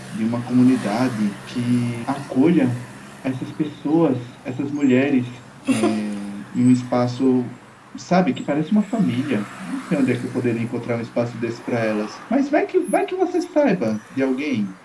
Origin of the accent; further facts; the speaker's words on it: Campina Grande, Paraíba, Brazil; eu fui criado no Parque do Povo.